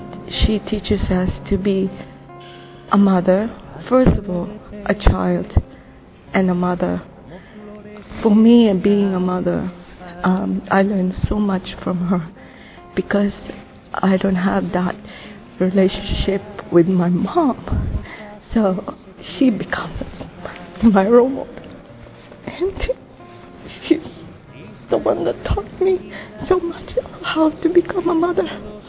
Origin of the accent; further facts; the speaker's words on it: Philippines; I'm from the Philippines.